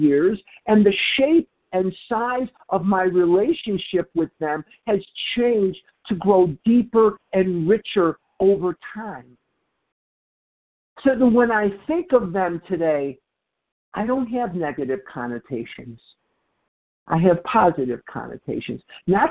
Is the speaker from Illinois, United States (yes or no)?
yes; Chicago, Illinois, United States; now in Phoenix, United States; I'm born and raised in Chicago, Illinois.